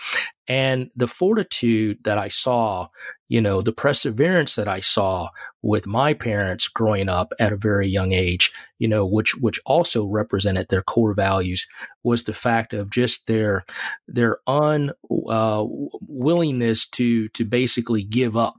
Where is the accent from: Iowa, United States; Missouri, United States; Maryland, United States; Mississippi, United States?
Mississippi, United States; as a child growing up in Mississippi